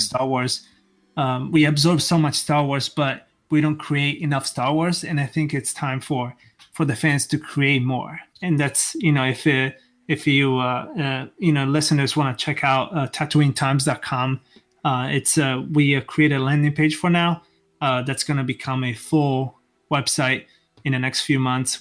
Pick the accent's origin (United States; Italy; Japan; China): Italy; moved away; I'm actually originally from Italy